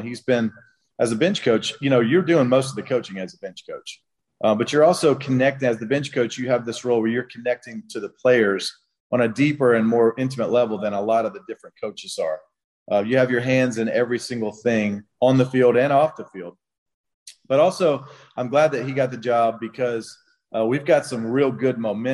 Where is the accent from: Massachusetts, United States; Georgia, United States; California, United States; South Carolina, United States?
Georgia, United States; Brunswick; my hometown, Brunswick, Georgia